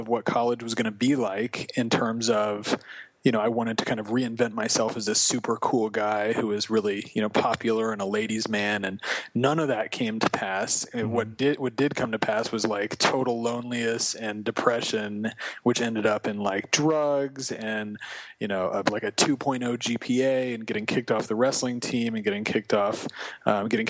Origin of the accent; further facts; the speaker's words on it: Los Angeles, California, United States; I grew up in Los Angeles